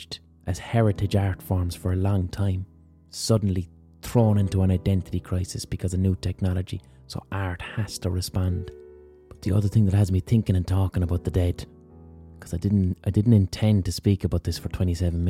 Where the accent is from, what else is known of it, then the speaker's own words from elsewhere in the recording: Ireland; As Irish people